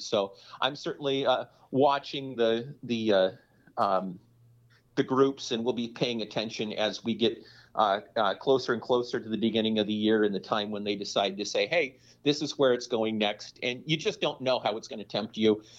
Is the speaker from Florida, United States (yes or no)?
no; Minneapolis, Minnesota, United States; I am from Minneapolis, Minnesota